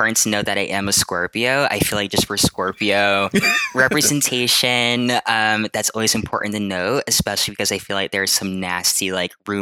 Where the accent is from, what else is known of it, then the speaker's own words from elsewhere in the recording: Hampton, Virginia, United States; now in Washington, D.C., United States; I'm from Hampton, Virginia, also known as Kickitin Lands. I currently reside in Washington, D.C.